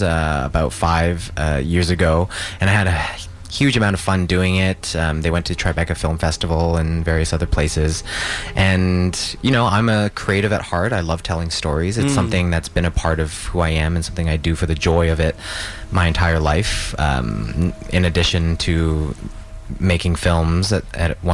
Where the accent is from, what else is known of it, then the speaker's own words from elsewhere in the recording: Canada; as a first-generation immigrant, I feel like there's a disconnect between myself as someone who is born and raised in Canada